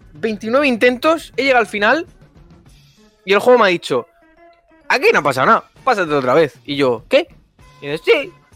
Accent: near Murcia, Region of Murcia, Spain; cerca de mi pueblo

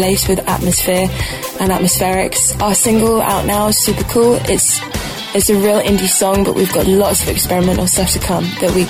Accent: Bristol, South West England, United Kingdom; we hail from Bristol, one of the best underground music scenes in the UK, and we're very proud to be from there.

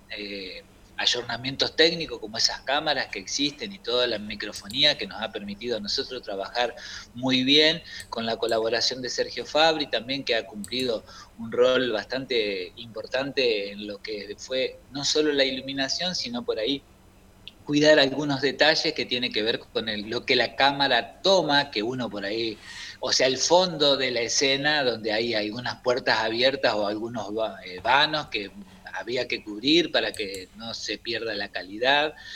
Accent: Concordia, Entre Ríos, Argentina; also born or lived in San Salvador, Entre Ríos; Eh, eh, mía, eh, de la niñez y de la adolescencia, la tengo en Concordia, en el Campo

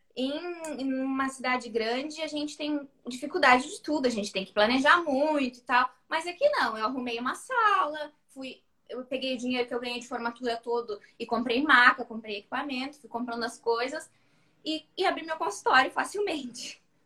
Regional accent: Santa Vitória do Palmar, Rio Grande do Sul, Brazil; sou de Santa Vitória do Palmar, interior do Rio Grande do Sul, a última cidade antes de ser Chuí, Uruguai

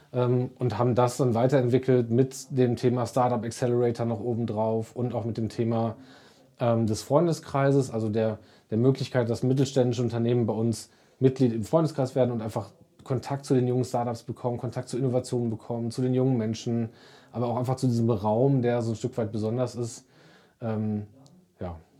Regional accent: Sauerland, North Rhine-Westphalia, Germany; ich bin äh, gebürtiger Sauerländer und äh, auch immer hier gebliebener

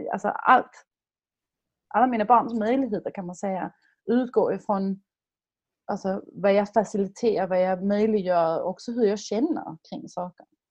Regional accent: Denmark; now in Sweden; som dansk, som dock bor i Sverige

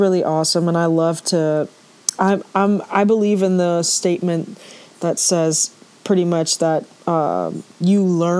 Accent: Port of Spain, Trinidad & Tobago; born there; So I was born in, I guess, Port of Spain General Hospital, which is in the city.

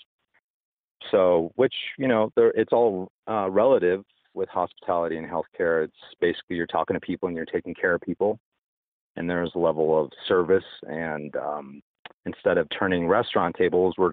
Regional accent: Colorado Springs, Colorado, United States; moved away as an adult; also born or lived in Las Vegas; I was born in the Springs, in Colorado Springs

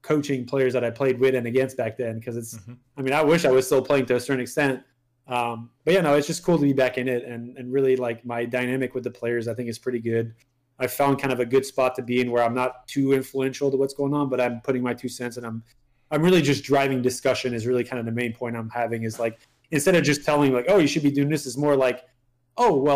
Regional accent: Canada; first language French; English is a second language; also born or lived in Montreal; I'm French Canadian. My French is my first language

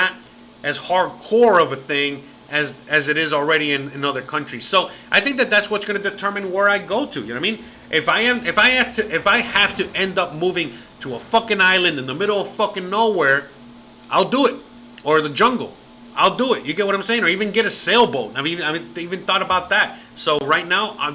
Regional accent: Miami, Florida, United States; moved away as an adult; now in Merida, Mexico; I'm from Miami

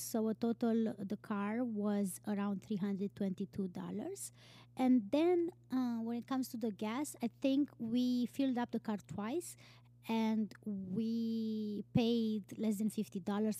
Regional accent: Romania; moved away as an adult; also born or lived in Iceland; I am from Romania

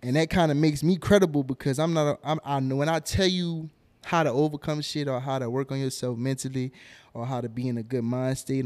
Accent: New Orleans, Louisiana, United States; now in Houston, United States; I'm from New Orleans and I'm locked in with Houston now

